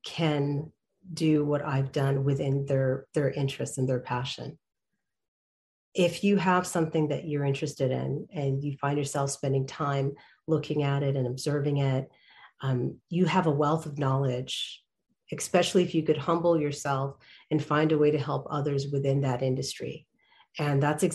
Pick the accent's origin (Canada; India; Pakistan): Canada; I was born in Canada and I started my interest in production over there